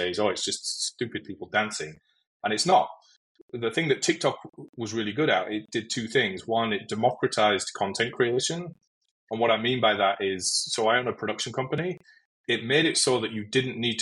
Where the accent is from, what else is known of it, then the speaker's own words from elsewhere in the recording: United Kingdom; moved away as an adult; now in United States; to me as a Brit when I first moved to the US